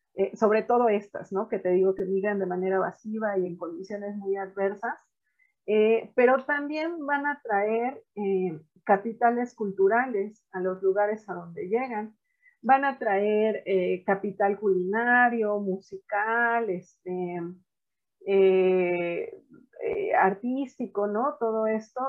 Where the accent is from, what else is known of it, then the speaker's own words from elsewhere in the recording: Mexico; also born or lived in Puebla / Sinaloa; acá en casa que somos de Puebla y de Sinaloa